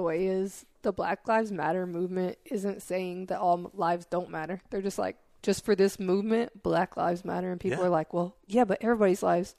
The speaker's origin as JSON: {"language": "English", "region": "Tennessee", "country": "United States", "said": "I'm from Tennessee."}